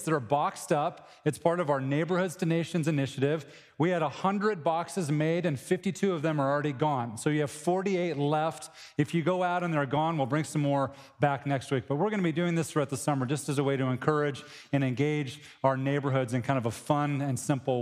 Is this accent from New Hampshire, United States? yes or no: no; Cheyenne, Wyoming, United States; moved away; I grew up in Cheyenne, Wyoming